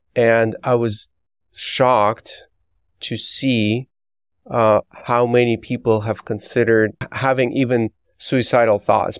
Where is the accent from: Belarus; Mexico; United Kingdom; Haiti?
Belarus; moved away; growing up in Belarus